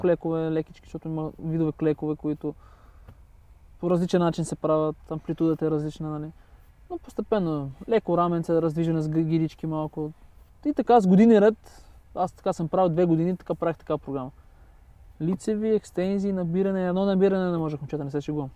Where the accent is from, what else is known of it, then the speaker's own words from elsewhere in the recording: Bulgaria; казвам България